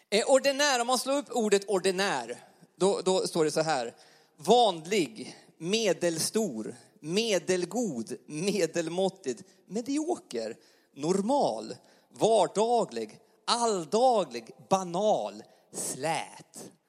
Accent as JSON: {"language": "Swedish", "region": "Jämtland", "country": "Sweden", "accent": "Jämtland dialect", "lives_now": "Karlstad, Sweden", "said": "vi kommer från Jämtland. Vi pratar inte värmländska. Eh, Hade du väntat något exotiskt värmländskt eh, tal idag så glöm det. Utan vi pratar ganska ren eh, jämtländska. Och bor nu i Karlstad, bor i lägenhet."}